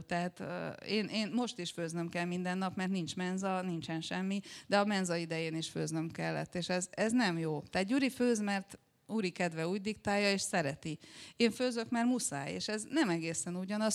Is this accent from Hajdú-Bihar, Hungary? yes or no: no; Szombathely, Vas, Hungary; akkor Szombathelyen éltem, ott végeztem a gimnáziumot